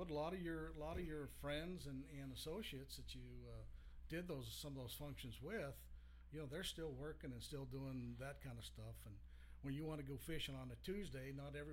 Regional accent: Colorado, United States; moved away; Colorado originally, and and we still have a lot of family on both sides back there.

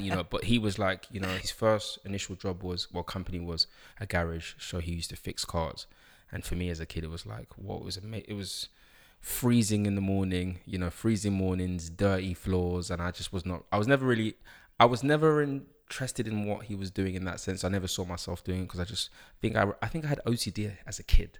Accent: London, United Kingdom; also born or lived in Uganda (ancestry); I grew up in London, um, King's College Hospital, Camberwell

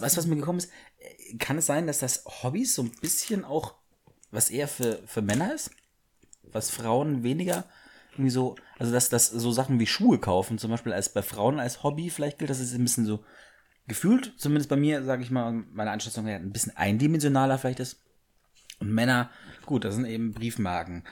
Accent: Bavaria, Germany; Ich bin zwar im Bayern aufgewachsen

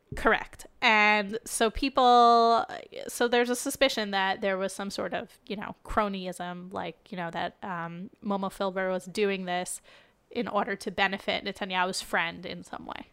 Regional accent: United States; now in Israel; an American Jew, in addition to being an Israeli Jew

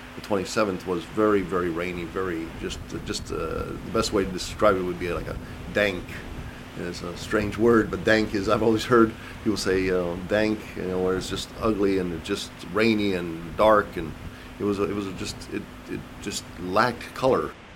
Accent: Jackson, Mississippi, United States; now in Tupelo, United States; I'm from Jackson, Mississippi, and I moved around a bit in my career, but eventually wound up working back in Mississippi

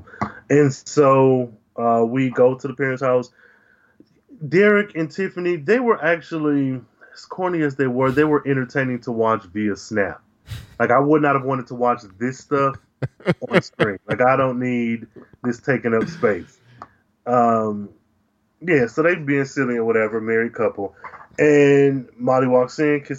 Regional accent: Midwest, United States; growing up in the Midwest

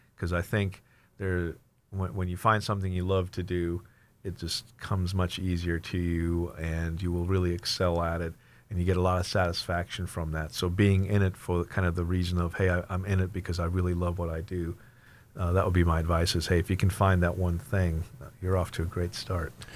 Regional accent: Germany; moved away; also born or lived in Plano, Texas, United States / Washington, United States; I was born and raised in Germany, but then was transplanted, uh, transplanted to Texas, so I kinda consider myself a Texan by, by default.

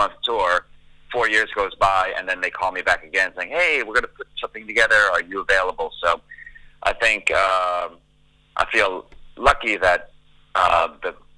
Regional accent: the New York area, United States; now in Los Angeles, United States; I'm an LA-based, Los Angeles-based drummer, but I grew up in the New York area. That's where I was born and raised

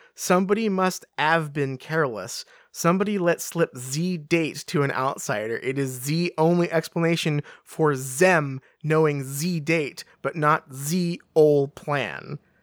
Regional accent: England, United Kingdom; I'm English

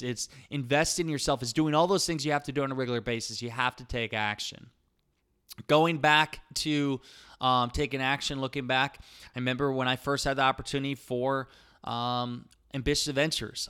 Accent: Iowa, United States; accent: Iowa; I have my Iowa accent and slang

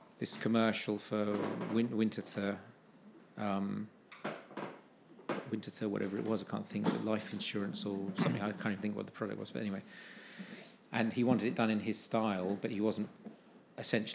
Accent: United Kingdom; being British

